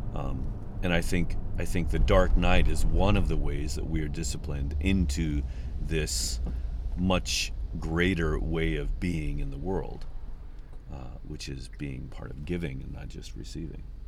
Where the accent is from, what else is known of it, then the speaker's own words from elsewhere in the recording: Midwest, United States; moved away; also born or lived in New Mexico / Oklahoma; I'm from the Midwest